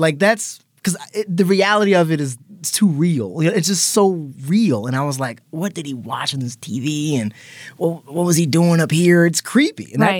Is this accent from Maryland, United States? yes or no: yes; Maryland, United States; Growing up in Maryland, everything's kind of creepy because everything's in the woods.